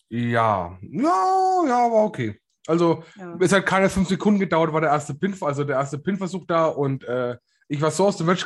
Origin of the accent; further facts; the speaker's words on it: Bavaria, Germany; ich komme aus Bayern, Bro.